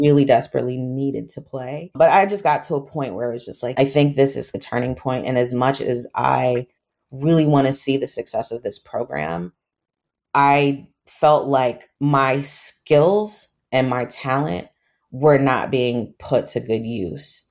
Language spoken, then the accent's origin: English; United States; also born or lived in Trinidad and Tobago; I grew up in the States. I'm American, my mom's American